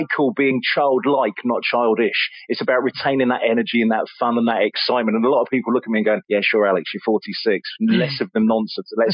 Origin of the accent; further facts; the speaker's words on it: Leicester, East Midlands, United Kingdom; now in Mid Suffolk, United Kingdom; I'm from Leicester originally